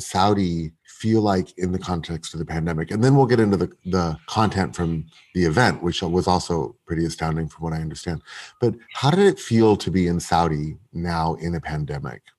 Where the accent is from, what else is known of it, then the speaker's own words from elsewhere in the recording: London, United Kingdom; moved away; I am still a Londoner at heart very much.